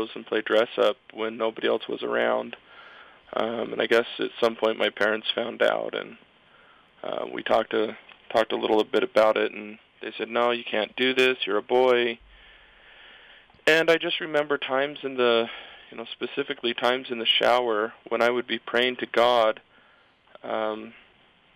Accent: Provo, Utah, United States; I grew up in Provo

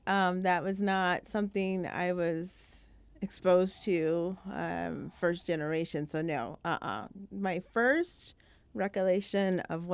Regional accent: Michigan, United States; also born or lived in Florida / England; I was actually born in Florida and then raised for briefly about 5 years in England. But then eventually we settled in the Upper Peninsula of Michigan, in a very small town

